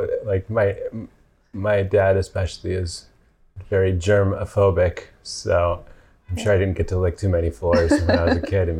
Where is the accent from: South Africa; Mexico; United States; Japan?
Mexico; I grew up in Mexico. I drink all kinds of water, so I'm not doing that.